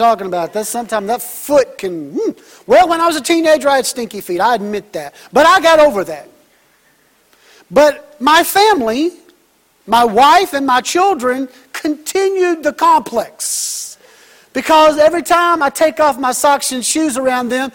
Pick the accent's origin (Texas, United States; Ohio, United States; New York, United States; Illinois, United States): Texas, United States; I'm from Texas, so I'm rooting for Baylor